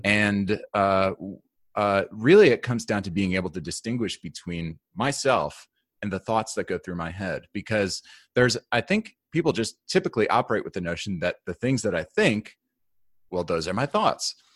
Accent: New York, United States; I grew up in New York.

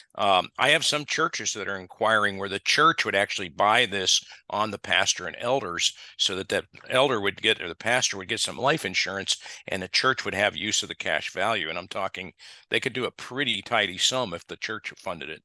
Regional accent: Ohio, United States; moved away as an adult; now in Texas, United States; I grew up in the Midwest, as my wife did. We grew up in Ohio and Michigan, respectively

